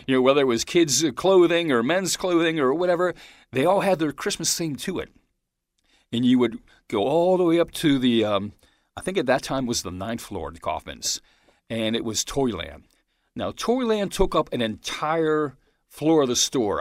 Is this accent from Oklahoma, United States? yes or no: no; Pittsburgh, Pennsylvania, United States; I was born in Pittsburgh